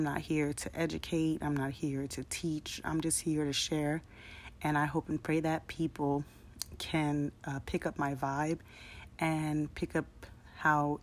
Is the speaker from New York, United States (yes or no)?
no; San Diego, California, United States; I grew up in San Diego, California.